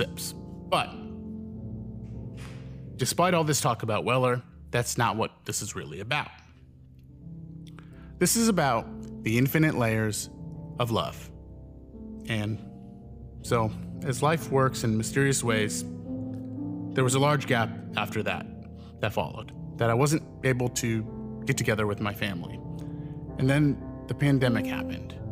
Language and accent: English; New York, United States; I'm a New Yorker